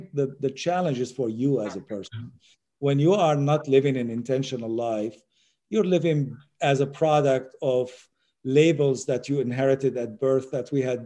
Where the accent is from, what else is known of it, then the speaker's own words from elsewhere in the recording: Syria; moved away; also born or lived in United States; I'm not Syrian. I was born in Syria.